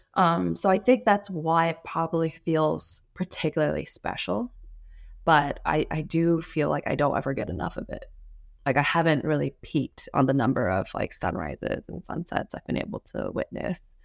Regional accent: Washington, United States; also born or lived in Los Angeles, California; I grew up in Washington State, but I was born in L

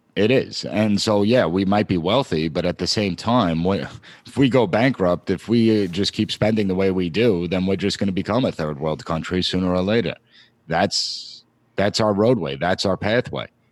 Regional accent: Long Island, New York, United States; I live in the New York area. I'm from Long Island.

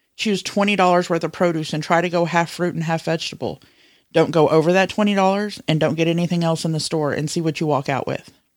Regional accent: the South, United States; I was raised in the South, and as a kid, I was blessed to not have to go to daycare

